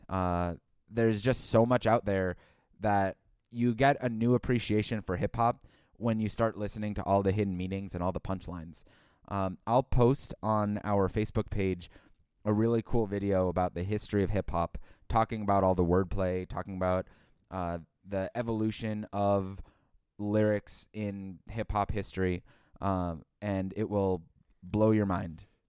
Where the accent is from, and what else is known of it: Boston, Massachusetts, United States; born or raised there